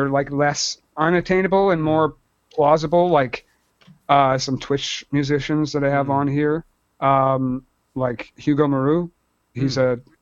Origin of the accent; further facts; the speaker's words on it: Brampton, Ontario, Canada; Up in my hometown